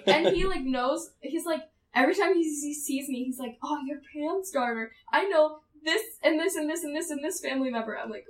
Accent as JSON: {"language": "English", "region": "California", "country": "United States", "said": "I'm from California."}